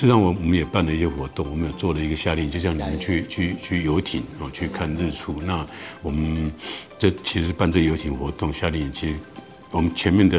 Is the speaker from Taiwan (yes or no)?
yes; Taiwan; 我们台湾人这种春耕秋收嘛